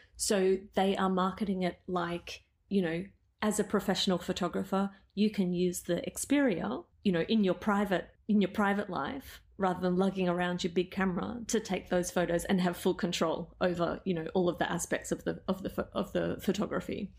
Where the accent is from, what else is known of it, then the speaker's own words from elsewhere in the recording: Melbourne, Victoria, Australia; moved away as an adult; also born or lived in Amsterdam; now in Tokyo, Japan; I'm originally from Melbourne.